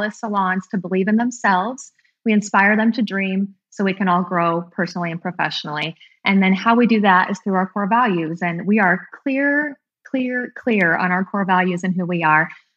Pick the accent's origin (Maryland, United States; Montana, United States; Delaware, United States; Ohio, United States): Montana, United States; also born or lived in New Orleans / Denver / Seattle; now in Texas, United States; I'm from Montana